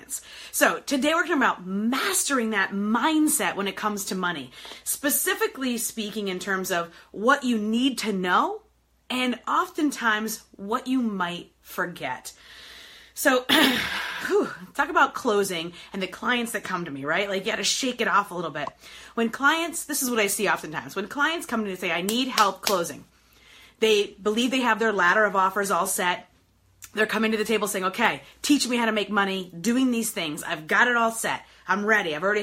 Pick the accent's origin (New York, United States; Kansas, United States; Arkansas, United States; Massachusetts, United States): New York, United States; now in Detroit, United States; I am in beautiful Detroit, Michigan today, born and raised in New York, but Detroit based